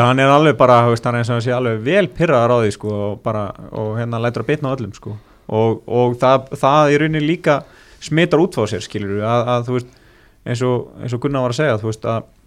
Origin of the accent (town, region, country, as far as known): Iceland